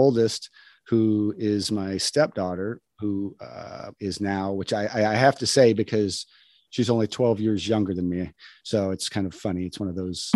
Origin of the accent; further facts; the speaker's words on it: New Mexico, United States; also born or lived in Wyoming; now in Los Angeles, United States; I grew up on a ranch in Wyoming. And then I moved to New Mexico, which was where my family was originally from